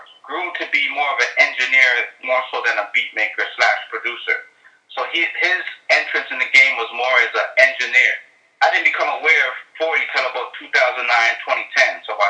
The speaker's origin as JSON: {"language": "English", "town": "Toronto", "region": "Ontario", "country": "Canada", "tie": "born or raised there", "said": "I grew up around African, Caribbean, Chinese, Middle East, South American, like every culture is in Toronto."}